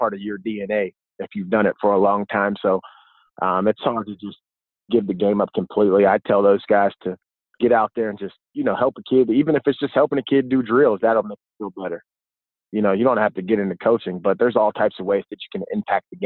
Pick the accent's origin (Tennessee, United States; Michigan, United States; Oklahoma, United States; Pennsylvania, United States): Pennsylvania, United States; Pittsburgh; I grew up in Pittsburgh